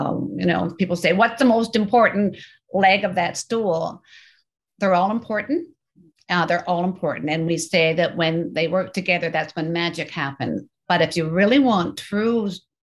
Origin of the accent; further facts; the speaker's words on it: Canada; I'm Canadian.